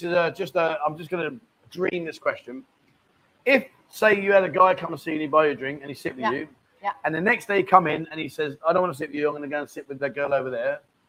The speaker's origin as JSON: {"language": "English", "country": "Canada", "said": "I'm Canadian Chinese living in Zhongtian."}